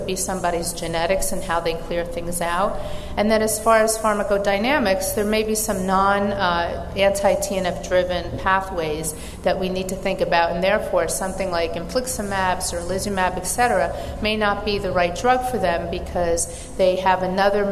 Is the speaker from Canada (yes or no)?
no; New York, United States; I'm from New York and have an accent